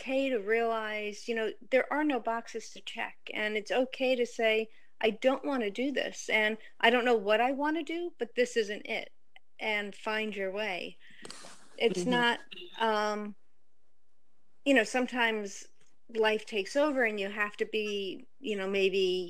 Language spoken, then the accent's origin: English; outside of New York City, United States; I grew up outside of New York City